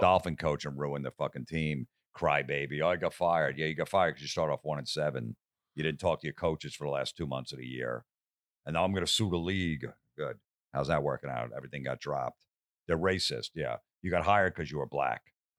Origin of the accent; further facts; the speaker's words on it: Old Bridge, New Jersey, United States; moved away as an adult; now in Los Angeles, United States; my hometown, Old Bridge, New Jersey